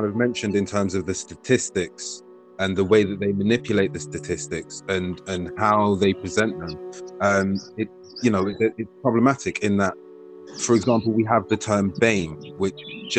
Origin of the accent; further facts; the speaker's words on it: United Kingdom; I'm from the Caribbean, well, I'm born here in Britain. That's one, because I'm British, but I have Caribbean, Jamaican, Grenada. So my cultures on both sides are Caribbean, but they're slightly different.